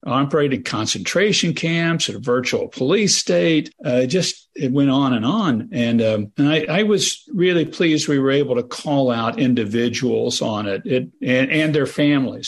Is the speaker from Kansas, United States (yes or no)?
yes; Kansas, United States; I'm from Kansas.